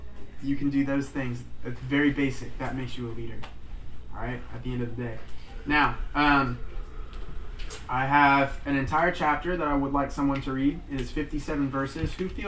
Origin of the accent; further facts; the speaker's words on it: United States; just because I guess we're American and it's been instilled in me to make fun of the French by my father